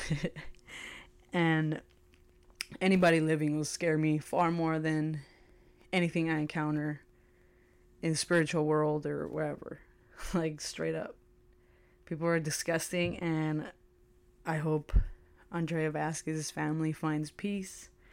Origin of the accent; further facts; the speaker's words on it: United States; I am an American